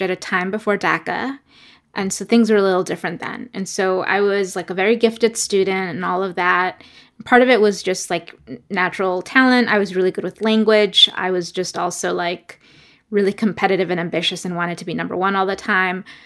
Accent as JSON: {"language": "English", "town": "New York City", "region": "New York", "country": "United States", "tie": "born or raised there", "also_born_or_lived": "Ecuador", "said": "I was born in Ecuador and grew up in New York City. in Brooklyn and in Queens"}